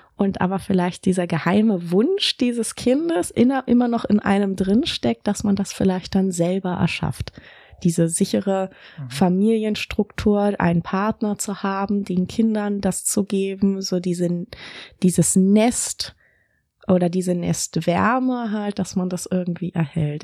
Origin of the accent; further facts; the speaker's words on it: Berlin, Germany; moved away as an adult; also born or lived in Tübingen; ich bin tatsächlich in Berlin geboren, in Grunewald habe ich gewohnt, dann in Zehlendorf, Charlottenburg, Schöneberg und Kreuzberg. Also schon ein richtiges Westberliner Kind